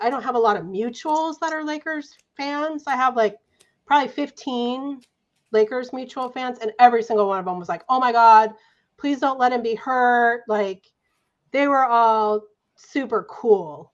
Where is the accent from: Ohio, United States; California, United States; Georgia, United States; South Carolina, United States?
California, United States; Santa Barbara; I'm from Santa Barbara.